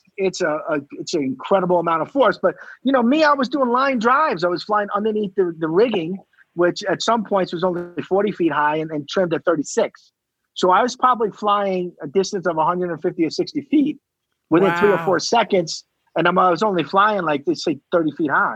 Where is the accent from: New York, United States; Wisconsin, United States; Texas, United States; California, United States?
New York, United States; Selden; I grew up in Selden.